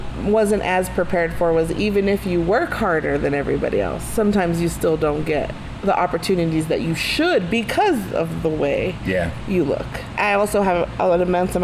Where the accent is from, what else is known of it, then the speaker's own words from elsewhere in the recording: Santa Fe, New Mexico, United States; we come every year from Santa Fe to Albuquerque for Juneteenth